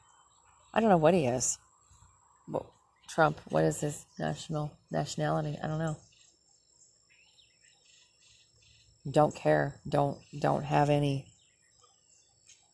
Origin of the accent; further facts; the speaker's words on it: Minnesota, United States; moved away; In my hometown. My home state, actually. Say that. I didn't live in Minneapolis. I lived way north compared